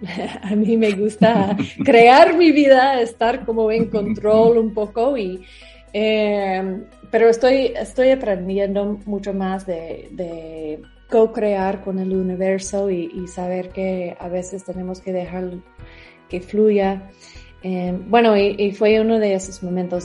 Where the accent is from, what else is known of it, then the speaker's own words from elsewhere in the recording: Atlanta, Georgia, United States; Spanish is a second language; moved away as an adult; now in Mexico; yo crecí en Estados Unidos.